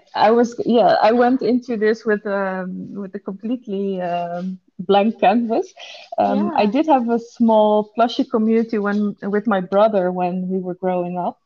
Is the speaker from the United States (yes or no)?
no; Netherlands; I was the only Dutch person studying there